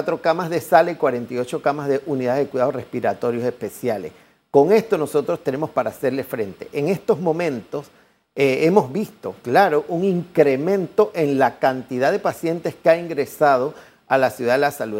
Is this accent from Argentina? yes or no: no; Panama; somos panameños